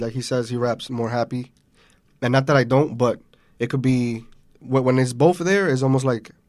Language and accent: English; New York, United States; We're from New York.